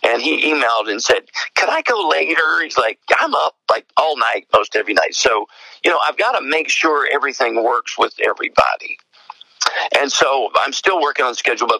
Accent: East Tennessee, United States; accent: East Tennessee; now in Johnson City, United States; I'm in Johnson City, Tennessee. And so you can probably tell, I mean, the accent, a lot of people think I'm from Australia. I get that a lot. Where are you really from? Is that Australia or English? And I always have to tell them, no, it's East Tennessee

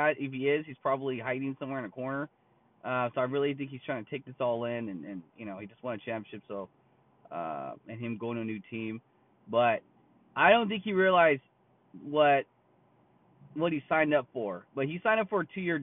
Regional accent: California, United States; I'm from California. I live in California.

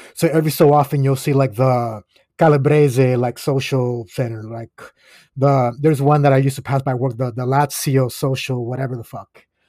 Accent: Aguadilla, Puerto Rico; I'm from the West Coast. I'm from Aguadilla.

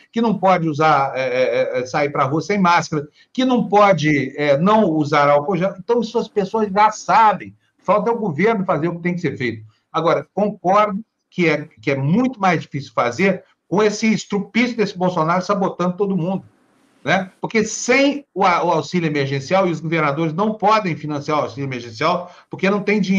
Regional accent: Minas Gerais, Brazil; accent: caipira; eu sou caipira lá das Minas Gerais

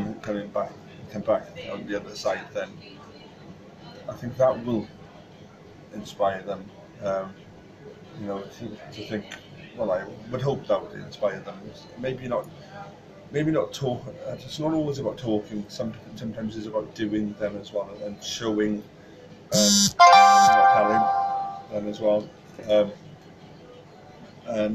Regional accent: Pontypridd, Wales, United Kingdom; I'm from Ponty. I'm originally from Pontypridd. But I was born in Roos, actually. Moved up to Pontypridd then

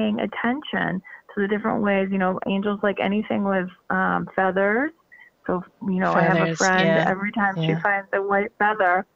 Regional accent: Northeast, United States; I'm from the Northeast

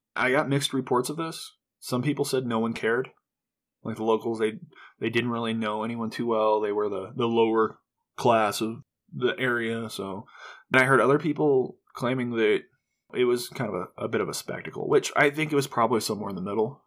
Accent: Nebraska, United States; this was my hometown

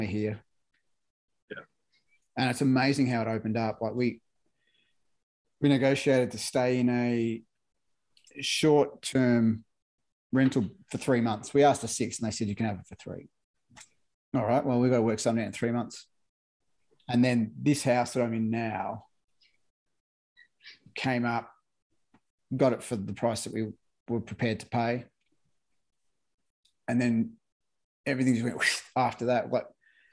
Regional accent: Victoria, Australia; moved away as an adult; now in Queensland, Australia; when I was a kid growing up in Victoria

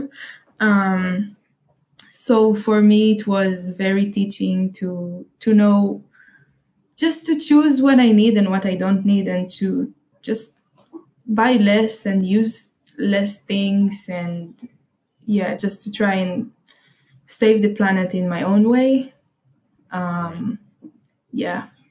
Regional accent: Haifa, Haifa District, Israel; English is a second language; I'm at home in Israel, in my hometown, Haifa, um, which is in the north

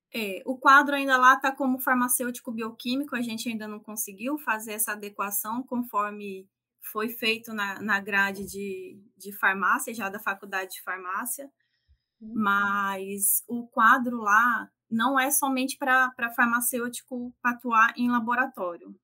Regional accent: interior of São Paulo, Brazil; moved away as an adult; also born or lived in Maringá, Paraná / Mato Grosso do Sul; now in Amazonas, Brazil; eu sou do interior de São Paulo

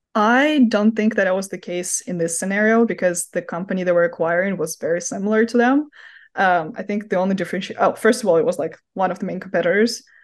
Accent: Moscow, Russia; now in United States; originally from Moscow, Russia, hence my accent

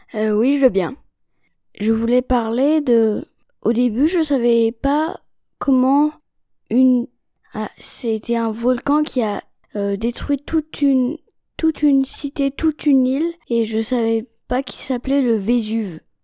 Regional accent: China; je suis née en Chine et j'ai 9 ans

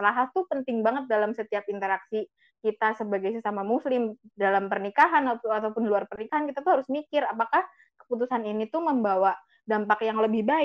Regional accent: Java, Indonesia; kita orang Jawa sering banget dilekatkan sama ya kamu udah nikah harusnya kayak gini

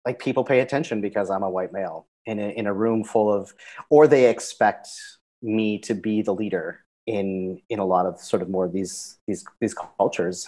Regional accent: Canada; moved away as an adult; also born or lived in Zambia; now in Cambodia; I grew up in Canada, multicultural

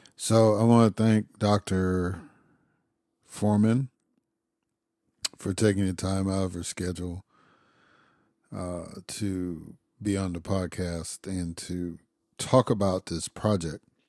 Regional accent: Chicago, Illinois, United States; moved away; also born or lived in Atlanta / Mississippi; I've lived in Atlanta. I grew up in Chicago. I lived in Mississippi for thirty-some years

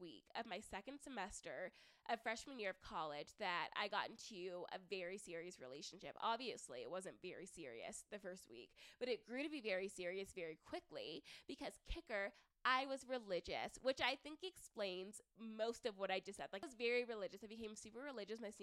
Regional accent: the South, United States; moved away as an adult; now in Denver, United States; growing up in the South

